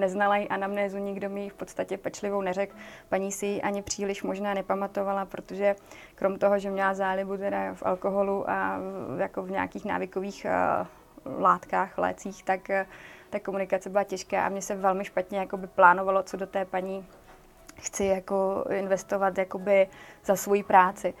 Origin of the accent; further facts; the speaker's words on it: Brno, South Moravian Region, Czechia; já pocházím z Brna